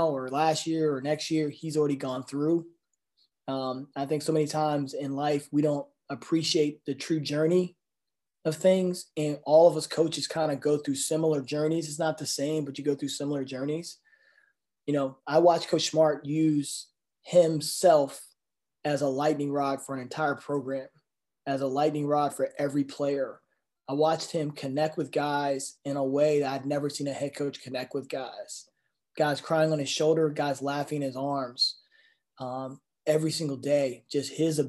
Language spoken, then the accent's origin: English; New Kent, Virginia, United States; moved away; I'm from New Kent, Virginia, and you know, we're you know, people don't become college basketball coaches from New Kent, Virginia